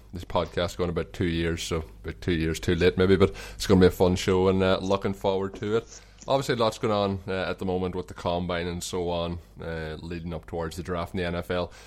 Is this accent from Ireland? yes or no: yes; Ireland; accent: Irish; my Irish accent